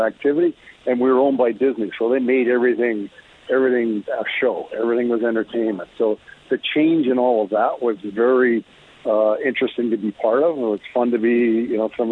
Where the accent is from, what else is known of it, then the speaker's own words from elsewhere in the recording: Bow Island, Alberta, Canada; played all my minor hockey in the Bow Island area in the Spud League at the time